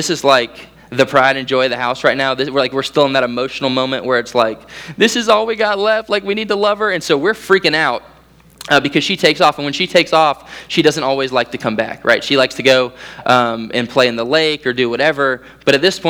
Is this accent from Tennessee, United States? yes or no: no; Central Florida, United States; as a Central Floridian, we had 4 hurricanes come through in like 2 weeks.